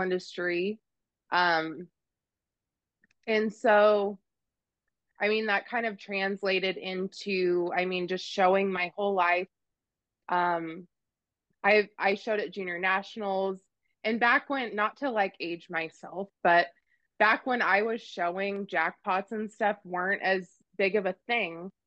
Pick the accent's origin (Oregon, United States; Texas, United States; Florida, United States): Oregon, United States; central; now in Kansas, United States; I grew up in Oregon in this the central part of Oregon and like full on cowboy country out in the sagebrush